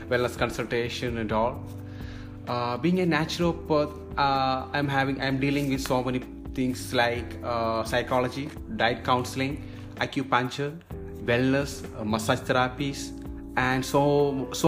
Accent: Kerala, India; moved away as an adult; now in Maldives; I'm basically I'm from India, uh, the southern part. There is God's own country. It's called God's own country. That is from Kerala. So that's a state in India.

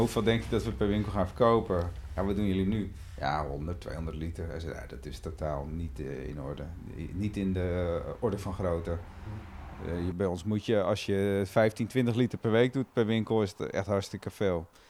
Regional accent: Amstelveen, North Holland, Netherlands; Ik kom uit Amstelveen en daar zit best een heel goed vogelweidegebied ook, de Bovenkerkenpolder. Um, ehm, en daar liep ik van mijn vijf tot mijn vijftiende bij een, vriendje op de boerderij

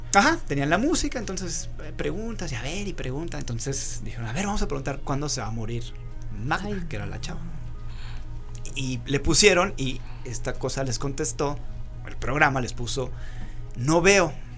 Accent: Rioverde, San Luis Potosí, Mexico; ahí en San Luis, de donde yo soy, cuando estudiábamos la universidad, éramos estudiantes foráneos, porque veníamos de Río Verde, un pueblito a dos horas de San Luis

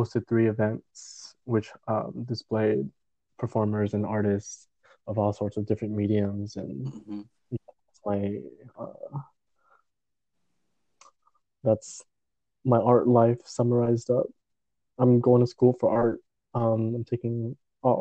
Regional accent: San Jose, California, United States; I grew up in San Jose

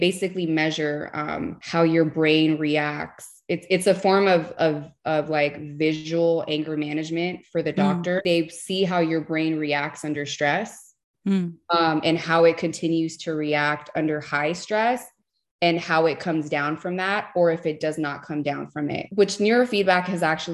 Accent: Los Angeles, California, United States; I grew up in East Los Angeles here in California

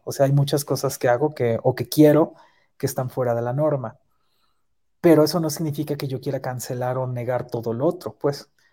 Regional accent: Mexico City, Mexico; somos de la Ciudad de México

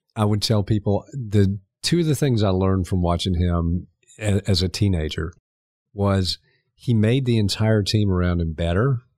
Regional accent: Augusta, Georgia, United States; also born or lived in Montreal, Canada; I was born in Montreal, moved to Augusta when I was four

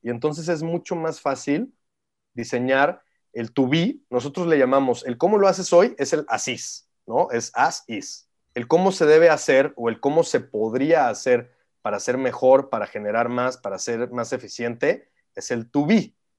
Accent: San Luis Potosí, Mexico; moved away as an adult; also born or lived in Mexico City / New York; yo nací en el DF, pero desde chiquito me fui a vivir a San Luis, entonces me considero potosino 100%.

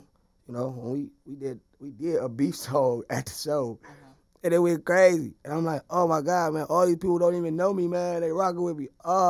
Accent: Cleveland, Ohio, United States; moved away; Cleveland, Ohio.

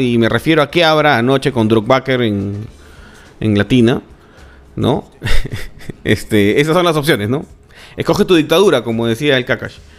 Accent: Peru; Somos peruanos

